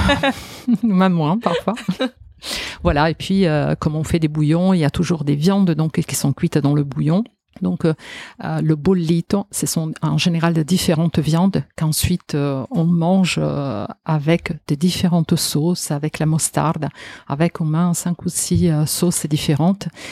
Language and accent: French; Genoa, Liguria, Italy; French is a second language; moved away as an adult; also born or lived in Marseille, France; now in Paris, France; en tant qu'Italienne, je pense aussi euh, vraiment de Gênes